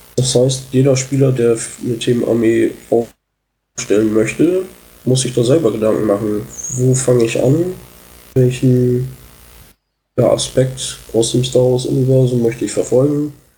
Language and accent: German; Oldenburg, Lower Saxony, Germany; Ich komme aus Oldenburg, bin Teil der Community hier